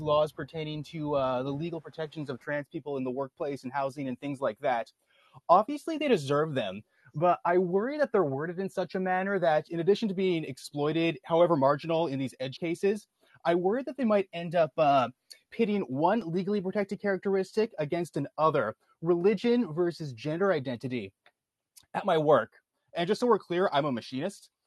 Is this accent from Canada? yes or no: yes; Canada; I'm Canadian